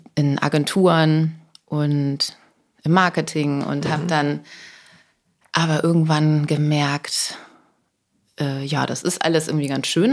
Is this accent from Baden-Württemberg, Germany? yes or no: no; Buxtehude, Lower Saxony, Germany; moved away; Ich komme ja aus Buxtehude